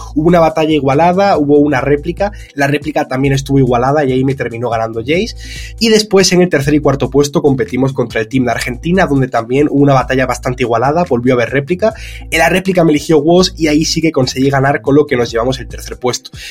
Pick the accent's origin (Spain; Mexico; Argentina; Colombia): Spain; soy de España